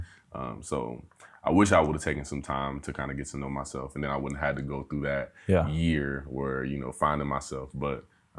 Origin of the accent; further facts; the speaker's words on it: Dayton, Ohio, United States; Pretty much borderline Trotwood, end of day in the north side, northwest side. Then I kind of started moving in closer. My years in high school, I spent around Meadowdale.